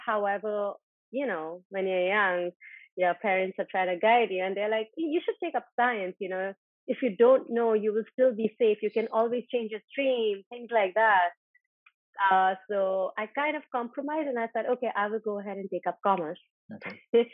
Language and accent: English; Ajmer, Rajasthan, India; I am actually from Rajasthan, from Ajmer, a small town in Rajasthan, and uh, growing up, both my parents were always working. So I actually kind of grew up with my grandparents